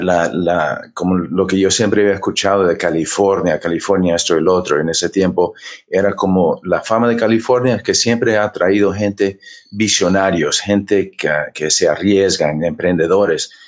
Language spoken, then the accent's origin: Spanish; Honduras; moved away; also born or lived in United States / Cuba / Florida; yo, nací en los Estados Unidos, pero mi papá era cubano, mi mamá hondureña, y nos criaron en Honduras, un poco tiempo en Cuba